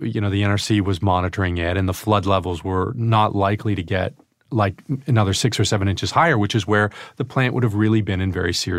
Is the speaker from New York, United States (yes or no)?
yes; Albany, New York, United States; also born or lived in Glens Falls, New York; Upstate New York, from Albany.